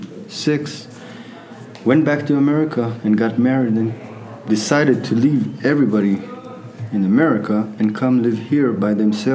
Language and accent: English; Jerusalem, Jerusalem District, Israel; moved away as an adult; now in Gizo, Israel; I'm from originally from Jerusalem. Today I live in not far from Latrun, Beit Shemesh, in a village called Gizo.